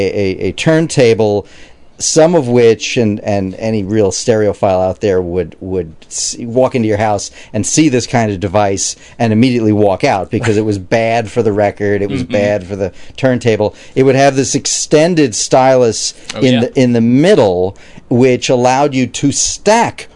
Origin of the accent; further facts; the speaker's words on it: New York City, New York, United States; I grew up in Queens, Glendale, Queens, New York